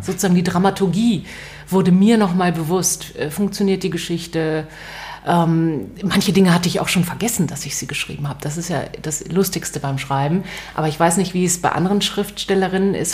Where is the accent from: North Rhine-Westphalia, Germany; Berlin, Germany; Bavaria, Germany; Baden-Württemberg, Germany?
Berlin, Germany; also born or lived in Israel; Ich bin in West-Berlin aufgewachsen